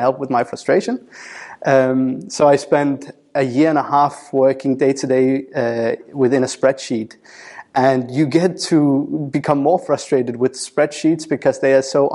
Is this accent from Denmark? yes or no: yes; Denmark; moved away as an adult; now in United Kingdom; I moved away from Denmark, where I had grown up, and came over to the UK to work as a senior data analyst